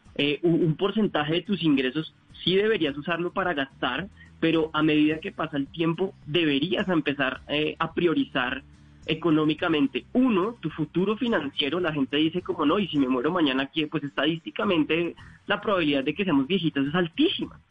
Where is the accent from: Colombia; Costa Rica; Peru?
Colombia; como colombianos